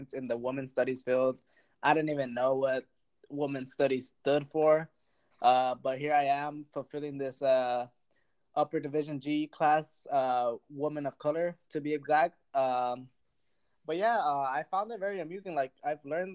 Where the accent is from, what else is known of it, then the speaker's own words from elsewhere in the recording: Delano, California, United States; I grew up here in the Valley in Delano, California.